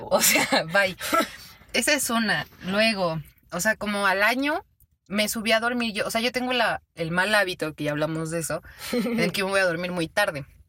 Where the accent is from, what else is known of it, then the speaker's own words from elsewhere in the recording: Mexico; como buena mexicana